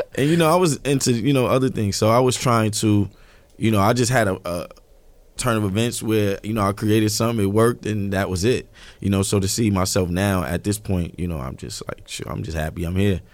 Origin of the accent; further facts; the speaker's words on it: New York City, New York, United States; I'm from Marcy Projects.